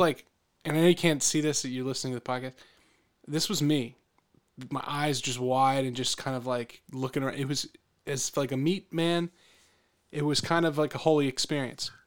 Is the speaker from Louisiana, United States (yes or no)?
no; Philadelphia, Pennsylvania, United States; I'm from, I'm from the Philadelphia area.